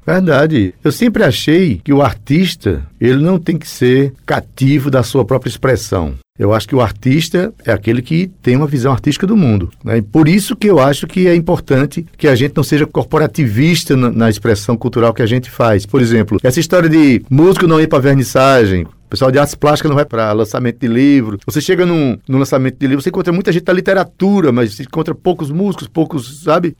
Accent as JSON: {"language": "Portuguese", "town": "Itabaiana", "country": "Brazil", "tie": "born or raised there", "also_born_or_lived": "Jaguaribe", "moved": "yes", "said": "Itabaiana eu trago, né, as relações de infância"}